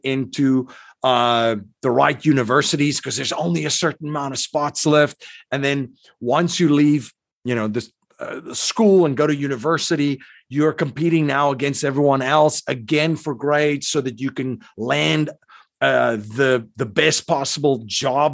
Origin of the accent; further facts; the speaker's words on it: South Africa; I grew up in South Africa